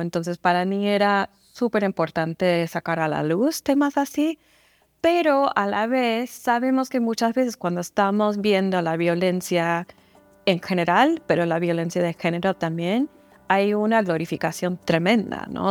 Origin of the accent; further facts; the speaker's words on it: San Antonio, Texas, United States; Spanish is a second language; moved away; also born or lived in Kansas; yo crecí en San Antonio, entonces yo a mi alrededor, en los barrios en que crecí, había mucha gente siempre hablando español